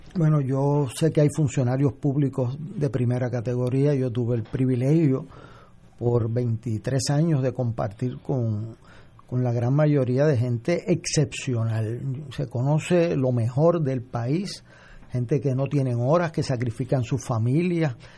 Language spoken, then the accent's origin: Spanish; Puerto Rico; como puertorriqueño